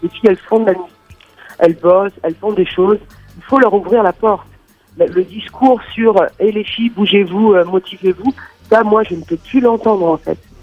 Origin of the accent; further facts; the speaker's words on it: Monaco; now in Berlin, Germany; suis née à Monaco et je vis euh, à Berlin, en Allemagne